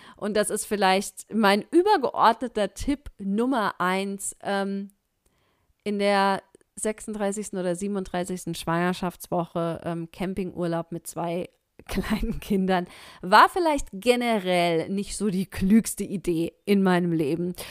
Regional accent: Germany; hier bei uns in Deutschland

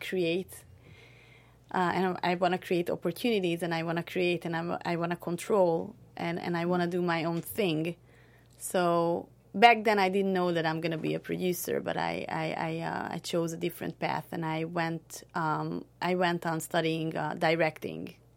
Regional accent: Hungary; moved away as an adult; now in Southern California, United States; I'm from Hungary, which is a small country in central, central Eastern Europe

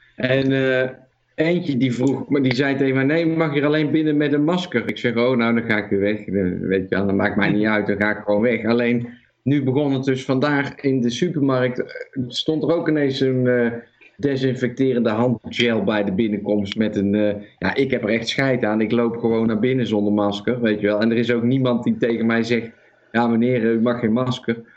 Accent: Netherlands; Dit is de eerste keer dat we als Nederlanders eh, onder vuur liggen, in ieder geval in mijn leven

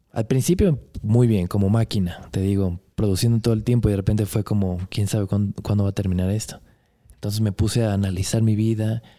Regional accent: Monterrey, Nuevo León, Mexico; born there; also born or lived in Guanajuato / Puebla / Cuernavaca / Los Angeles; Nací en Monterrey, viví en Guanajuato, en Puebla, en Cuernavaca, en, en Los Ángeles, en Querétaro. Luego me fui a Brasil, Argentina, Chile un rato

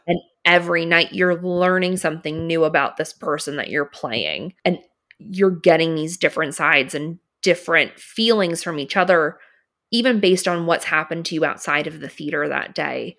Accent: Philadelphia, Pennsylvania, United States; I grew up in Philly, so a little farther from New York

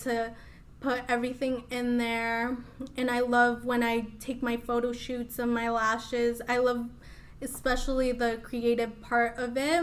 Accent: Des Moines, Iowa, United States; English is a second language; also born or lived in Mexico City, Mexico; I was actually born in Mexico. Uh, I came here when I was three, and I grew up in Des Moines ever since

